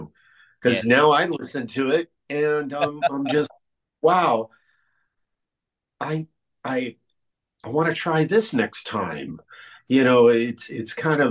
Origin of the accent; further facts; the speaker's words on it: Cuba; moved away; my home country of Cuba